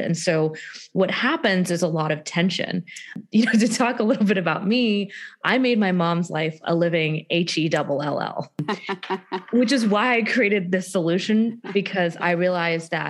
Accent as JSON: {"language": "English", "town": "Houston", "region": "Texas", "country": "United States", "said": "I am from Houston, Texas"}